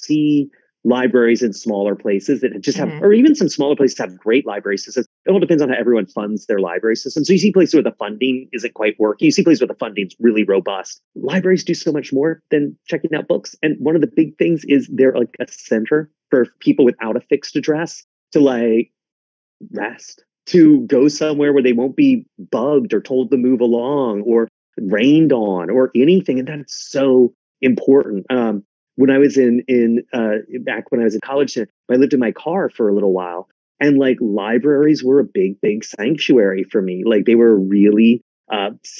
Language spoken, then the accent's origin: English; South Carolina, United States; I grew up in South Carolina